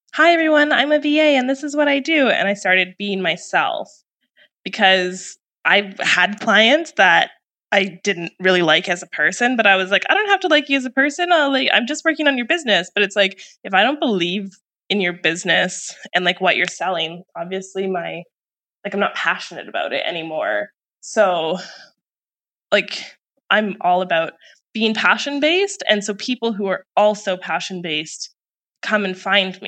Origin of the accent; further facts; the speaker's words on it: Canada; moved away as an adult; now in Puerto Escondido, Mexico; I'm originally from Canada